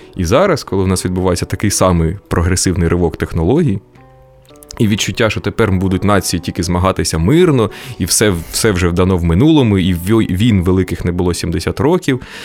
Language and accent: Ukrainian; Kryvyi Rih, Dnipropetrovsk Oblast, Ukraine; moved away; Я народився і виріс у Кривому Розі